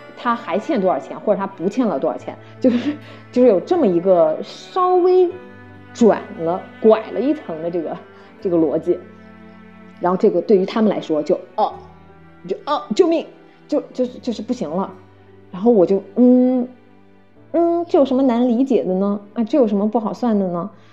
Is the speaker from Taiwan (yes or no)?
no; China; moved away; 我们中国人